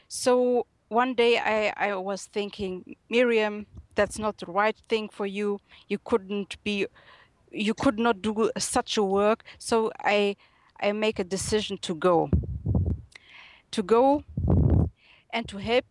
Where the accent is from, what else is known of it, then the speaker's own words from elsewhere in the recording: Germany; accent: German; English is a second language; I was born and raised in Germany, and currently I'm living in Munich.